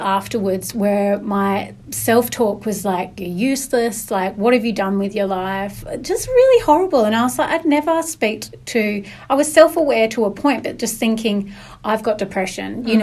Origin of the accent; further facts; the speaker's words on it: the north of England, United Kingdom; now in Perth, Australia; I'm from Northern England, which is definitely seen as like a lower class, a working class place